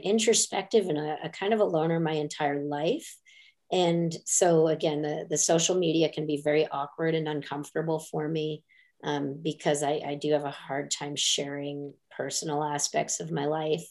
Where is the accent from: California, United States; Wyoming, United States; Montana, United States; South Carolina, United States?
Montana, United States; northern; moved away; I grew up predominantly in Montana. In northern Montana.